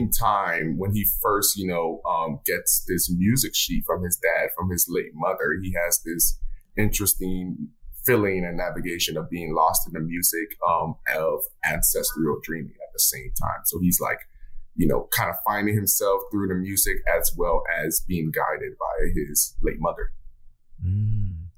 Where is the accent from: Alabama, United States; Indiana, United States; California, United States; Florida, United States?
Florida, United States; Miami; I'm from Miami, Florida